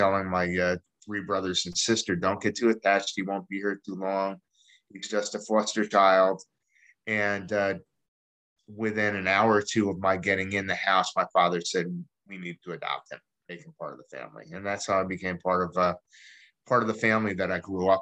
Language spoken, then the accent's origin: English; East Orange, New Jersey, United States; also born or lived in Staten Island, New York / Philadelphia, Pennsylvania; now in East Greenville, United States; I originally grew up in East Orange, New Jersey, and lived in Staten Island for a while